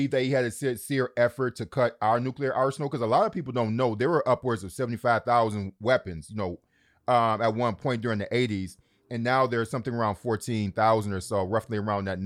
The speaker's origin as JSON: {"language": "English", "town": "Detroit", "region": "Michigan", "country": "United States", "tie": "born or raised there", "said": "I grew up in Detroit"}